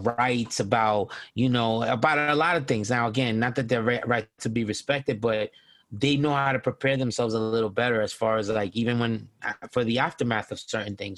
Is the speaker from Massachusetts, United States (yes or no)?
no; New York, United States; I grew up in New York